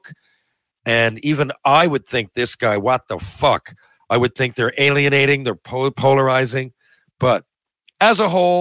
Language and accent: English; Mount Pearl, Newfoundland and Labrador, Canada; Growing up in Mount Pearl, Newfoundland